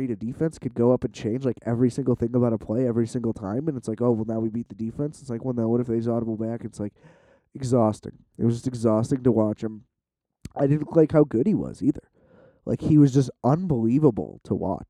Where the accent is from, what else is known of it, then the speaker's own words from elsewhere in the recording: Chicago, Illinois, United States; I'm from Chicago